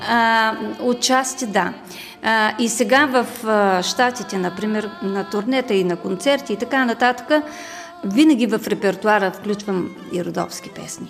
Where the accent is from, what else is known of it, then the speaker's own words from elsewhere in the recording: Rhodopes, Bulgaria; moved away as an adult; also born or lived in Sliven / Karlovo / Sopot / Thrace; now in United States; съм родена в Родопите. Така да се каже, 50% родопчанка, 50% тракийка.